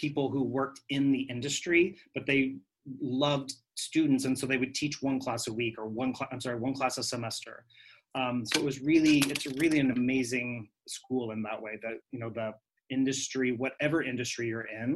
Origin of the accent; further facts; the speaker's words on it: Kansas, United States; moved away as an adult; also born or lived in Wichita, Kansas / New York; now in Puerto Rico; So I'm born and raised in Kansas